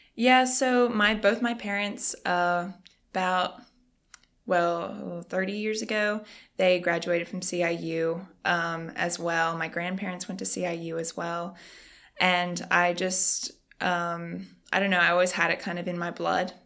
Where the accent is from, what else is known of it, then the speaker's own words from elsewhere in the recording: Australia; moved away as an adult; now in United States; I am from Australia. So, I moved here just a little under a year ago.